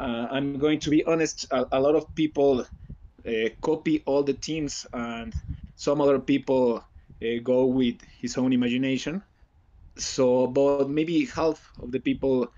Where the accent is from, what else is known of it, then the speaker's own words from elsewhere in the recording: Mexico; I'm not from Mexico City. I'm from a really small city, so here in my town we are like maybe 10 players